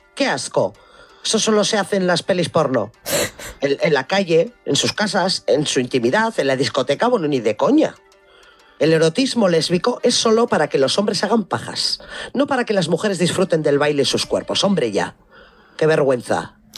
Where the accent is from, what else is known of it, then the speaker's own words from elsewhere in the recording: Biscay, Basque Country, Spain; also born or lived in Álava; en mi pueblo hay una iglesia